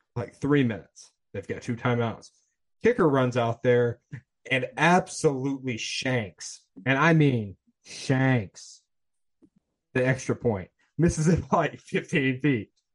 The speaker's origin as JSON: {"language": "English", "town": "Atlanta", "region": "Georgia", "country": "United States", "tie": "born or raised there", "said": "I was born in Atlanta"}